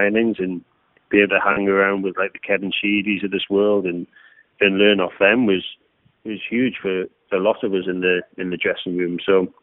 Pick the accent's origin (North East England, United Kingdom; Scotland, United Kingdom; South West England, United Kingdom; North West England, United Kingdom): North East England, United Kingdom; Newcastle upon Tyne; being a Geordie and a local lad playing for Newcastle